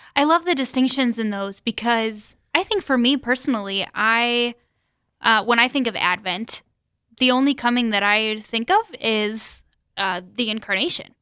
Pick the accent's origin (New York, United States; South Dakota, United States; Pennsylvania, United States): South Dakota, United States; Sioux Falls; I'm from Sioux Falls originally